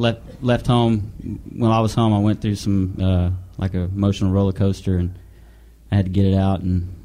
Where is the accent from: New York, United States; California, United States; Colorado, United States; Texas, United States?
Texas, United States; Galveston; moved away as an adult; I'm from Galveston, Texas.